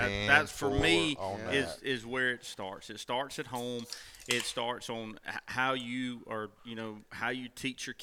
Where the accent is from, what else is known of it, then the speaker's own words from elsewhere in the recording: Louisiana, United States; I grew up in Louisiana on the Mississippi River